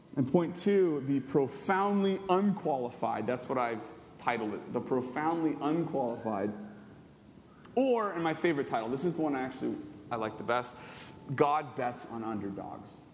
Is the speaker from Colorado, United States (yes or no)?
no; Southern California, United States; I grew up in Southern California my whole life.